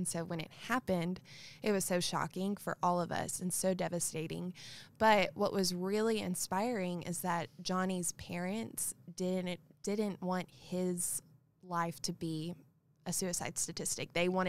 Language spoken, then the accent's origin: English; Fairfield, Texas, United States; Yes, I'm from Fairfield, Texas